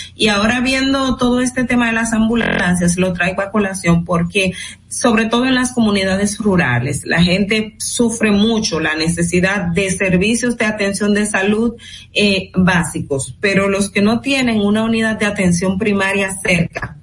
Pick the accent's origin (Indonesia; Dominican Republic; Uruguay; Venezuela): Dominican Republic